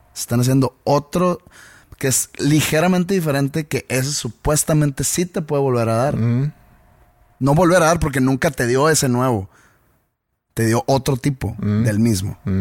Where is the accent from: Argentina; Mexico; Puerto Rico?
Mexico; nosotros como, mexicanos